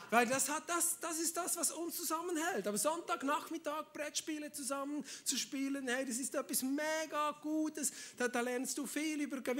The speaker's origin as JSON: {"language": "German", "country": "Switzerland", "said": "Ja, ich komme aus der Schweiz. Wir sind neutral, da darf man alles."}